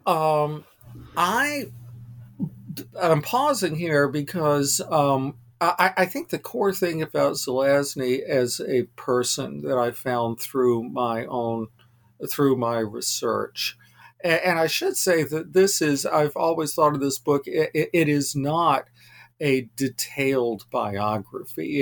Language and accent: English; North Carolina, United States; now in Vermont, United States; I'm a transplanted Southerner. I was born and raised in North Carolina